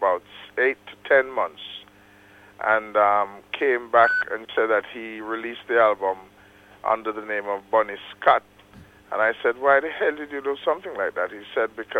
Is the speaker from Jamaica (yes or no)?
yes; Bloomfield, Manchester, Jamaica; I was born in Jamaica, in a little country town in Manchester by the name of Bloomfield, on February 6th, 1948.